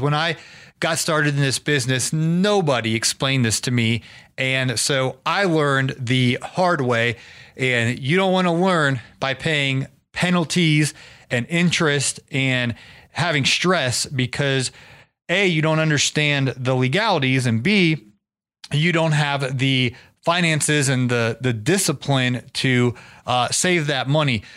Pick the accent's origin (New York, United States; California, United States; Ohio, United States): Ohio, United States; Canton; I was from Canton, Ohio, home of the Pro Football Hall of Fame